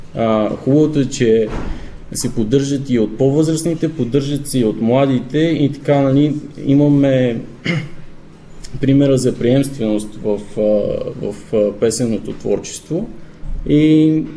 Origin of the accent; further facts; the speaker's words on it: Zlatograd, Smolyan Province, Bulgaria; аз съм от Златоград родом